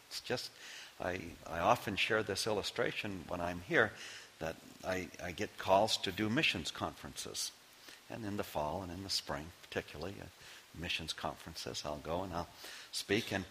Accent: Maine, United States; Knowing I am from Maine

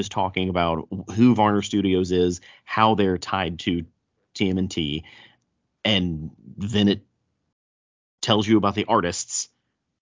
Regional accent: the South, United States; accent: thick southern; if you can't tell by my thick southern accent, I'm not from here

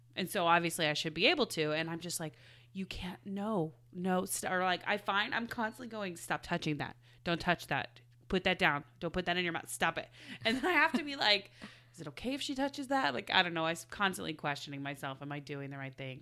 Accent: Midwest, United States; I'm from the Midwest

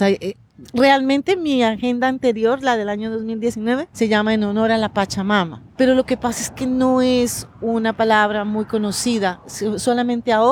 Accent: Pasto, Nariño, Colombia; Bueno, pues yo soy de la zona andina colombiana y nací en Pasto, como les dije. Entonces allá crecí en mucho contacto con los indígenas, con los indígenas de allá de Nariño.

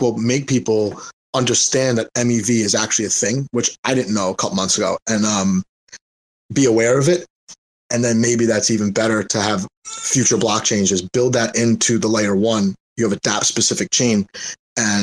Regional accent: New York, United States; also born or lived in Asia; I don't even speak proper English, right? Because I'm from New York

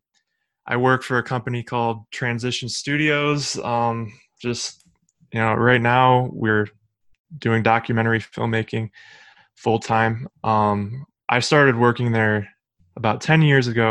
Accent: Cleveland, Ohio, United States; I'm from Cleveland, Ohio, born and raised here

